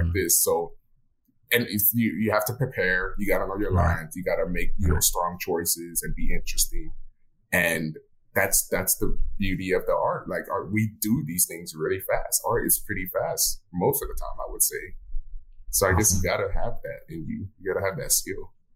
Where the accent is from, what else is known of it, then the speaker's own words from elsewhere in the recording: Miami, Florida, United States; I'm from Miami, Florida